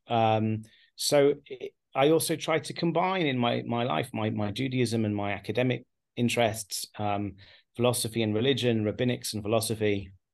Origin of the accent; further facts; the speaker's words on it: England, United Kingdom; now in Haifa, Israel; born and raised in England